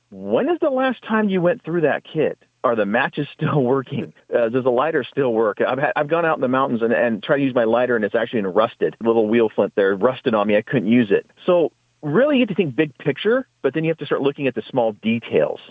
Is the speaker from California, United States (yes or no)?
no; Washington, United States; Washington, uh, my home state